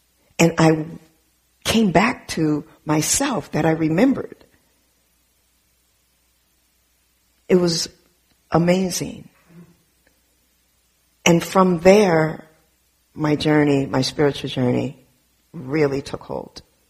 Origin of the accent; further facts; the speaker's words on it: Southern California, United States; I grew up in Southern California in an all black and brown neighborhood, primarily Mexican and black neighborhood in Southern California, till the age of 12.